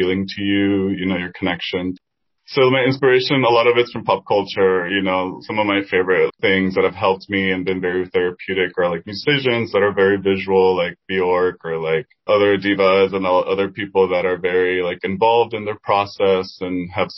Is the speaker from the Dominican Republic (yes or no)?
yes; Dominican Republic; first language Spanish; English is a second language; now in Washington, D.C., United States; I grew up in Dominican Republic